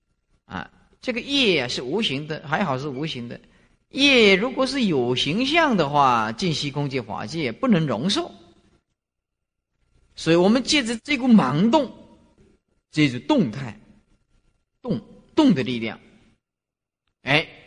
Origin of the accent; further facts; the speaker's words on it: China; 包括我们中国人也讲盘古开天地啦，是不是啊？